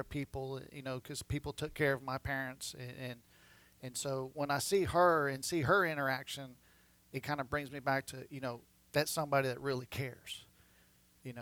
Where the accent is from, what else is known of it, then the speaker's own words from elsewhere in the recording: Houston, Texas, United States; now in Conroe, United States; I grew up in Houston on the west side